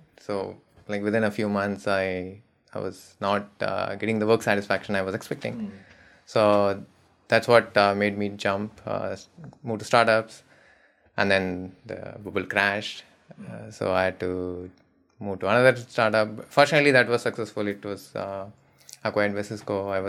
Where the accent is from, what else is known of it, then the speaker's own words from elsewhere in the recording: Madurai, Tamil Nadu, India; also born or lived in Chennai; So I grew up in a small town called Madurai. I was born in Madurai. It's very famous. It's a very old city.